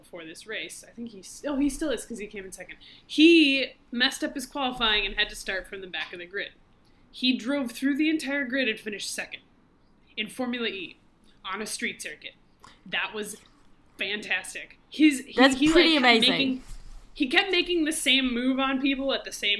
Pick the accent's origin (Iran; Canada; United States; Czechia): United States; as an American